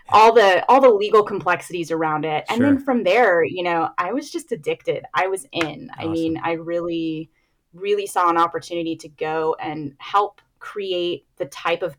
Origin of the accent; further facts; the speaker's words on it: San Jose, California, United States; also born or lived in Philadelphia; my hometown